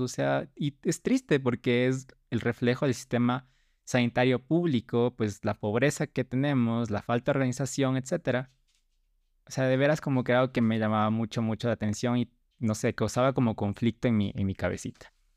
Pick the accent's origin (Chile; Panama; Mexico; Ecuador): Ecuador; Estudié aquí en Ecuador, soy ecuatoriano